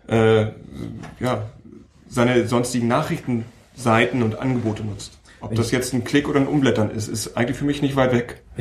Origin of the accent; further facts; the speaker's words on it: Hamburg, Germany; Ich komme aus Hamburg, ähm, arbeite in Berlin